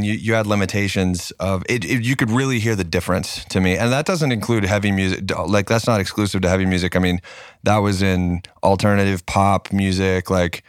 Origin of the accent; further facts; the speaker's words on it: Knoxville, Tennessee, United States; also born or lived in Pensacola, Florida; I grew up in Knoxville, and but like all of my family is based out of Nashville